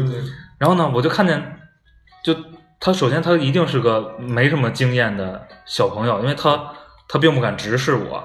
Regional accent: China

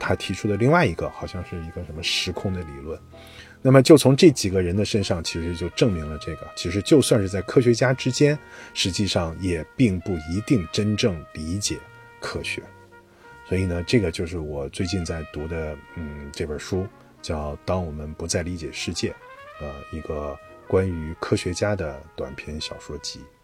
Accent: China; 我们中国人

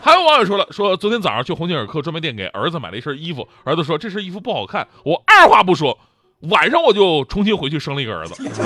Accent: China; 七夕是中国情人节，在我的印象当中，它比二月十四号更加地值得让我们中国人去纪念

